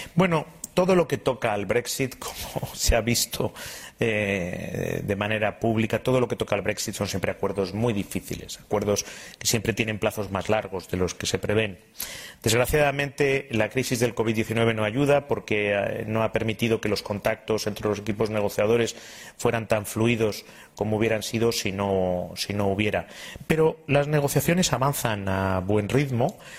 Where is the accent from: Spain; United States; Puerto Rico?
Spain; como ministro de Asuntos Exteriores y como español